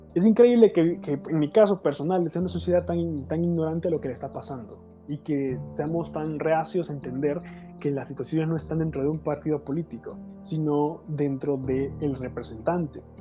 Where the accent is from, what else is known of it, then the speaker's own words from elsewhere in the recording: Honduras; como hondureño